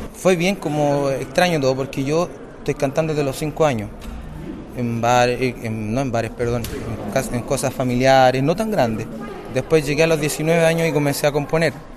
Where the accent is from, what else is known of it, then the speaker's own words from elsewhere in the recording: Valparaíso, Chile; vengo de Chile, Valparaíso